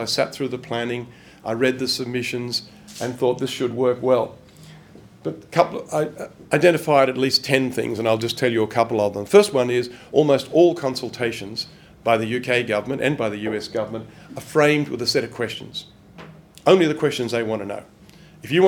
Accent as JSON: {"language": "English", "country": "Australia", "moved": "yes", "said": "I'm an Australian"}